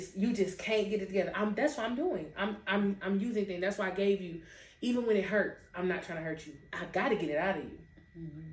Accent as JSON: {"language": "English", "town": "Pensacola", "region": "Florida", "country": "United States", "said": "every time I left Pensacola, every single time I came back"}